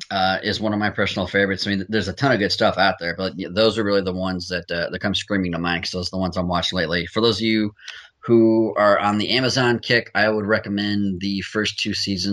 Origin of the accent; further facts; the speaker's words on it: United Kingdom; much like most TV shows I recommend, being British